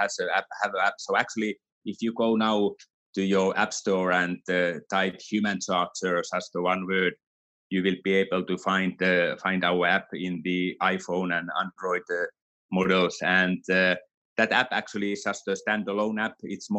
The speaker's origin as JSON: {"language": "English", "country": "Finland", "moved": "yes", "lives_now": "Switzerland", "said": "Even though I'm from Finland originally, our company is from Finland, but I live here, so my home is here in Switzerland"}